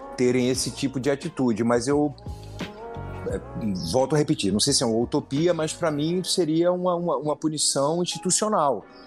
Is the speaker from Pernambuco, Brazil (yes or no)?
yes; Pernambuco, Brazil; moved away; also born or lived in Paraíba; Eu sou pernambucano, tenho pai paraibano, meu, meu grupo de família é da Paraíba